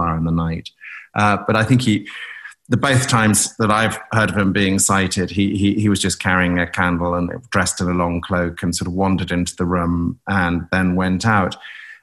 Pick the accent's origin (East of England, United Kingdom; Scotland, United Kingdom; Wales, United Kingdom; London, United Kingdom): East of England, United Kingdom; North Norfolk; moved away; also born or lived in Cape Town; We grew up in North Norfolk, 100 miles to the east